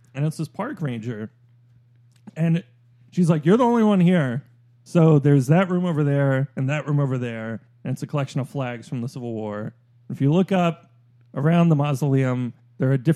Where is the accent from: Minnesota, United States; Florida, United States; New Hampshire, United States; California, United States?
Florida, United States; Orlando